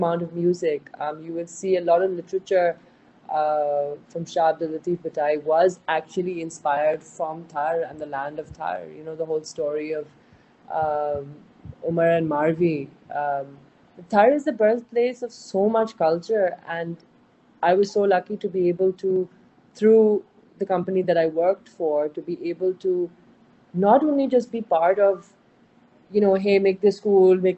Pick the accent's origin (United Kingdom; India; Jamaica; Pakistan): Pakistan; Sindh; also born or lived in Diplo; we're from Sindh, you know, we're you know, like you say in Sindhi, asa Sindhi